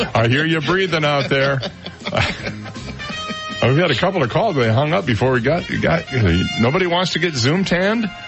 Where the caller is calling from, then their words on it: Naples, Florida, United States; Naples, Florida.